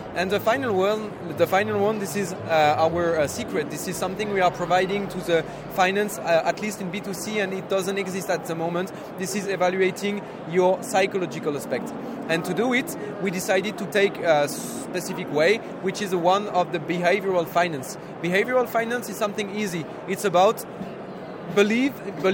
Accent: France; English is a second language; we are from Europe, we are from France

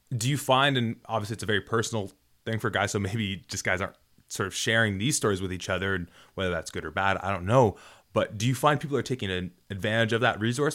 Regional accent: Toronto, Ontario, Canada; also born or lived in Guelph; I went to Guelph and I'm from Toronto

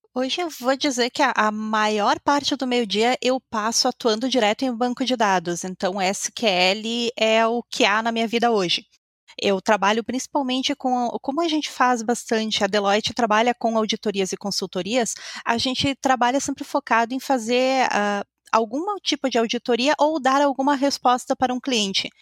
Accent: Caxias do Sul, Rio Grande do Sul, Brazil; eu sou aqui de Caxias do Sul, na Ponta Fria aqui do Brasil

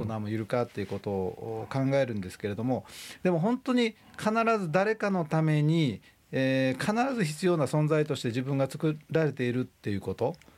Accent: Yosano, Kyoto, Japan; 京都府北部の丹後半島、えーと、今は与謝野町というところですね、はい、そこの町で生まれました

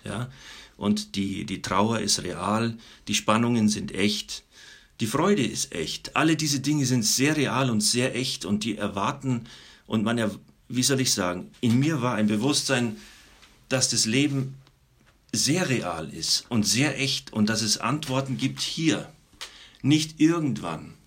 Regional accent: Munich, Bavaria, Germany; Ich komme aus München. Ich bin da aufgewachsen.

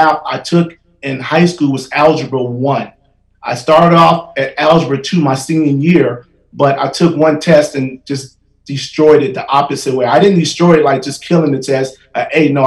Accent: Gary, Indiana, United States; moved away as an adult; also born or lived in Colorado / Wyoming; I was a young man growing up in Gary, Indiana

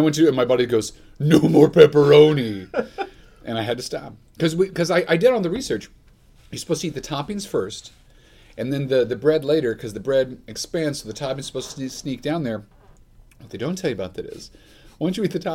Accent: Grand Island, Nebraska, United States; I grew up in Grand Island

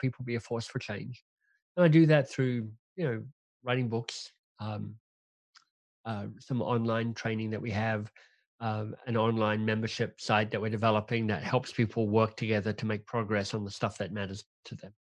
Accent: Canberra, Australian Capital Territory, Australia; moved away as an adult; now in Toronto, Canada; I'm Australian by birth, grew up in, um, Canberra, the national capital of Australia

